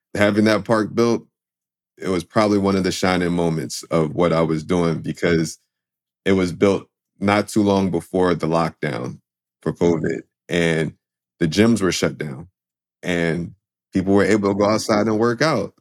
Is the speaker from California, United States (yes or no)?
no; Philadelphia, Pennsylvania, United States; I grew up in Philadelphia